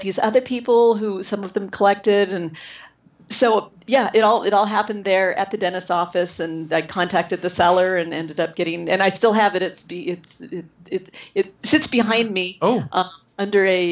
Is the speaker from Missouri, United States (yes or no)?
no; San Jose, California, United States; I grew up in San Jose